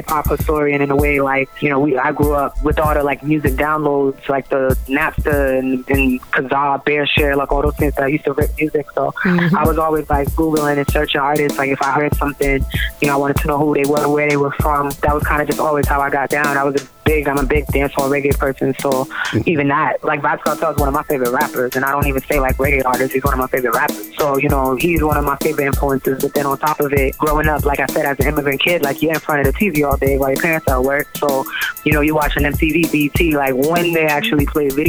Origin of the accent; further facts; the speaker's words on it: Milton, Massachusetts, United States; also born or lived in Haiti / Mattapan, Boston; I was born in Haiti, but I grew up in Mattapan, then pretty much moved to Milton like before, like first grade, second grade.